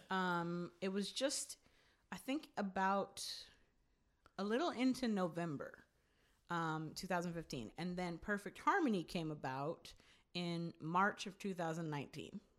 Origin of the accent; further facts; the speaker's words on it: California, United States; also born or lived in New York / New Jersey; I grew up out here for the most part